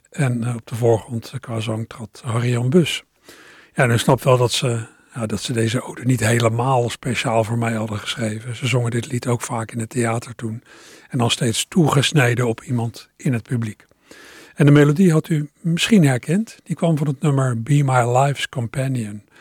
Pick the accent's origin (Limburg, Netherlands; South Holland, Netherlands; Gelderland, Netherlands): South Holland, Netherlands; Maassluis